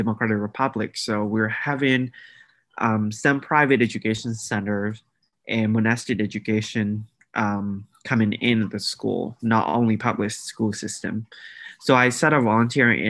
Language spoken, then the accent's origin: English; Myanmar; now in Oklahoma, United States; I am from Myanmar. I'm an international student at the University of Central Oklahoma